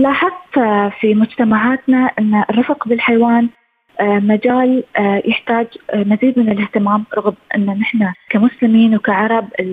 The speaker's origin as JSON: {"language": "Arabic", "country": "United Arab Emirates", "said": "أنا كإنسانة إماراتية"}